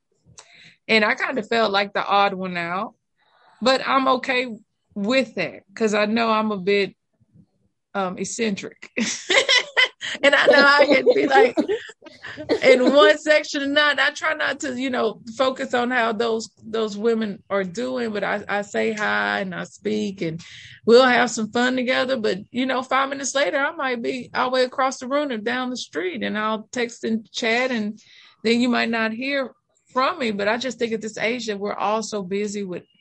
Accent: Texas, United States; accent: Texas Southern drawl; I'm straight Texan

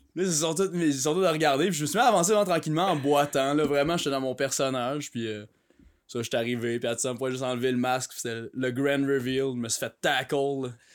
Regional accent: Canada; j'étais un Canadien

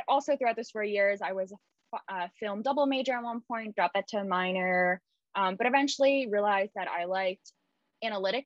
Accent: New York, United States; also born or lived in Hungary; Although I was born in New York, I did live outside of the US for a little bit. I lived in Hungary, to be more precise. And then when we moved back to New York, I grew and fell in love with New York.

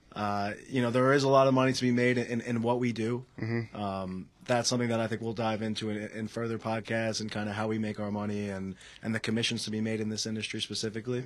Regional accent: Selden, New York, United States; I come from Selden, New York.

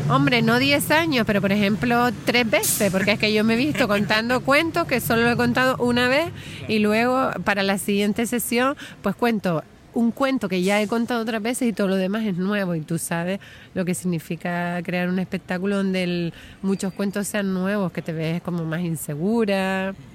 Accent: Gran Canaria, Canary Islands, Spain; a mí me gusta contar historias de aquí, de mi pueblo

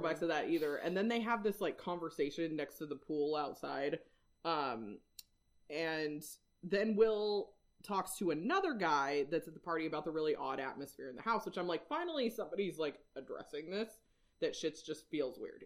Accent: Whidbey Island, Washington, United States; I am from Washington

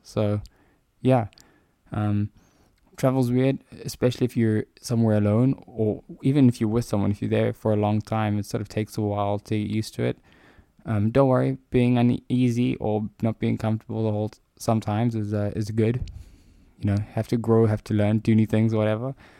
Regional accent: South Africa; I'm South African

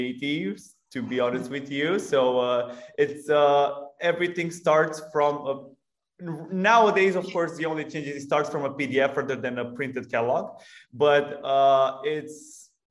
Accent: Romania; We are originally from Romania

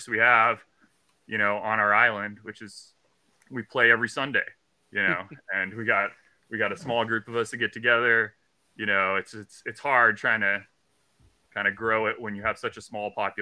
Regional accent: Southeast Alaska, United States; So I grew up in Southeast Alaska. I live on a very remote island.

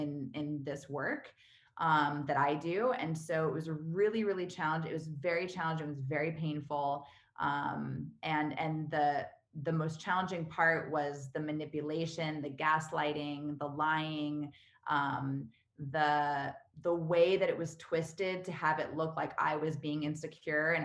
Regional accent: California, United States; moved away as an adult; also born or lived in New York / Vancouver / Los Angeles / Spain; now in Austin, United States; I was born and raised in California.

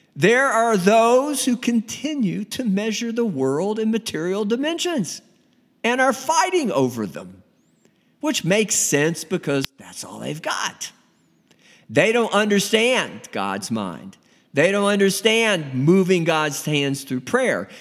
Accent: United States; Me being an American, United States of America

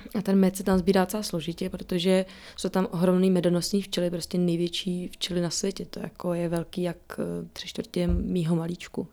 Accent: Czechia; my s Matějem jsme Češi

